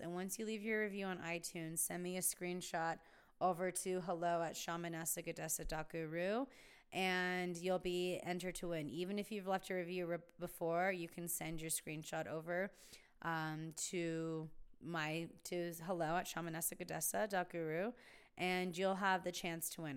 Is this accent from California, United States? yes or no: yes; Palm Springs, California, United States; also born or lived in San Diego; now in Joshua Tree, United States; I grew up in Palm Springs